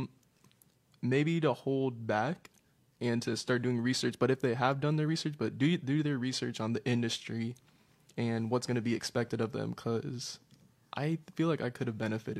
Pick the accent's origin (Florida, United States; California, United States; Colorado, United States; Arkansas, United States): Florida, United States; Orlando; I was born and raised here.